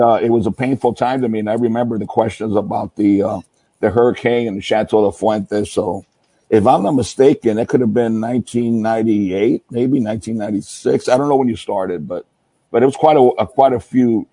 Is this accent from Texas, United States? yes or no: no; Florida, United States; when I was growing up in Florida